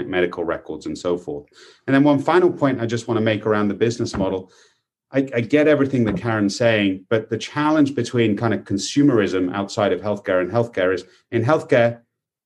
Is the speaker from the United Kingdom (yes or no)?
yes; United Kingdom; now in United States; In the UK, my home country